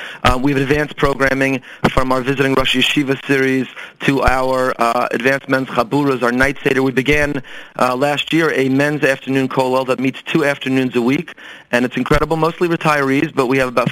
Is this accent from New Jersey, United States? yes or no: yes; Teaneck, New Jersey, United States; Teaneck, New Jersey.